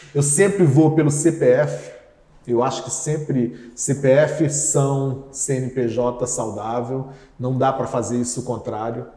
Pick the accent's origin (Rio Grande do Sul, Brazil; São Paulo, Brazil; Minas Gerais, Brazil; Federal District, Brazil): Federal District, Brazil; Brasília; also born or lived in Campina Grande, Paraíba; Aí a minha adolescência inteira foi no Distrito Federal, morei 20 anos.